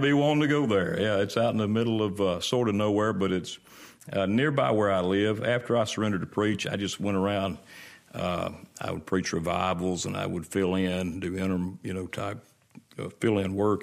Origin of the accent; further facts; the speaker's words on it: Brandon, Mississippi, United States; I was born and raised, uh, between Florence and Brandon on Highway four sixty-eight.